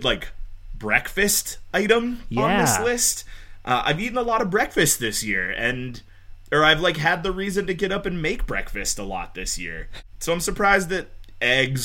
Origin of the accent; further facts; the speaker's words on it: Pittsburgh, Pennsylvania, United States; I grew up in Pittsburgh